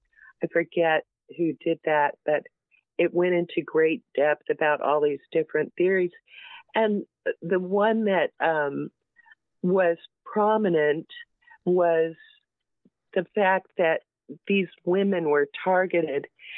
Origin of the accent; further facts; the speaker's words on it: Arkansas, United States; I'm from Arkansas